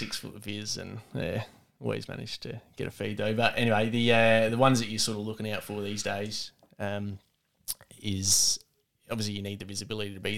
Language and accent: English; Gawler, South Australia, Australia; grew up in Gawler all my life